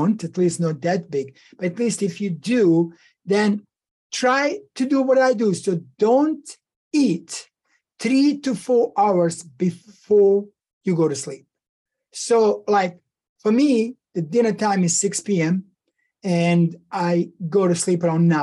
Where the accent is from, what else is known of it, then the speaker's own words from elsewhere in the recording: Bosnia & Herzegovina; moved away; back when I was growing up in Yugoslavia, former Yugoslavia, Bosnia and Herzegovina